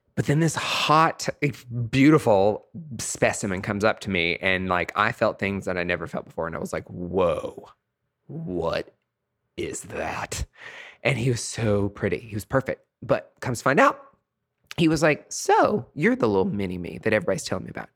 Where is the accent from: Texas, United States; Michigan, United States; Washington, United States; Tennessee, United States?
Tennessee, United States; East; moved away; I'm away from East Tennessee